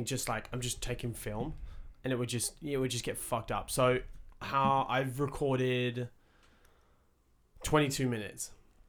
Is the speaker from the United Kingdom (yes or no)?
yes; England, United Kingdom; Like, I'm from England, right?